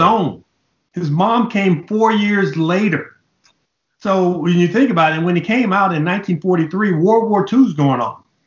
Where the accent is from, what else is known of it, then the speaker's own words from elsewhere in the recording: Los Angeles, California, United States; growing up in Los Angeles in the late 60s and early 70s